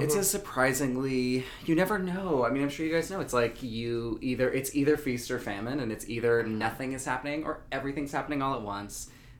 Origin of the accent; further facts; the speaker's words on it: near Asheville, North Carolina, United States; I'm from North Carolina and near Asheville.